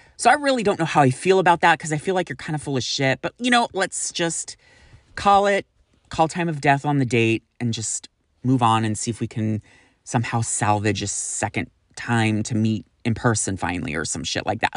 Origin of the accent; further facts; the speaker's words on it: Sacramento, California, United States; moved away; I am originally from Sacramento